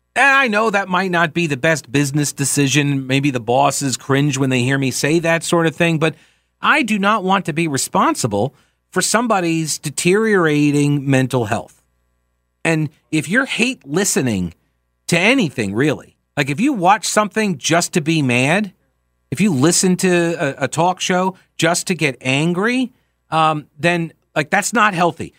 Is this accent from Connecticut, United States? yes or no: no; New York, United States; moved away; I'm from New York